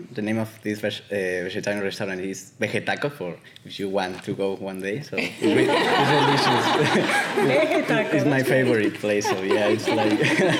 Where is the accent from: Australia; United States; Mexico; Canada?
Mexico; I'm from Mexico.